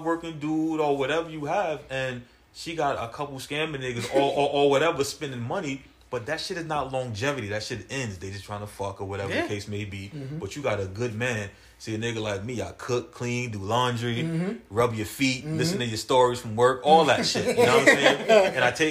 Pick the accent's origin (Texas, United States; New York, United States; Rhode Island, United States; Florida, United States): New York, United States; New York City; I'm from Brooklyn